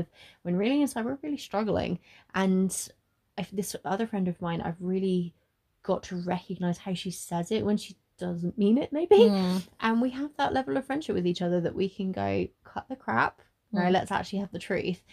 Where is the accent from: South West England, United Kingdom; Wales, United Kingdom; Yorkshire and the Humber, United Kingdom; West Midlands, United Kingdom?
South West England, United Kingdom; Bristol; I am originally from Bristol, and I'm born and bred there. I've lived there very much most of my life